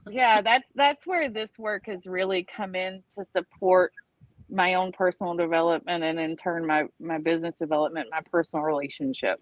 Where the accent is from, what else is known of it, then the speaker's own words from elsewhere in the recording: the South, United States; now in Florida Keys, United States; I grew up in the South